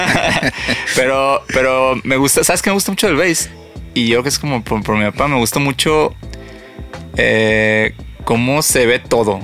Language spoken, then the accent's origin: Spanish; Mazatlán, Sinaloa, Mexico; moved away; Soy de Mazatlán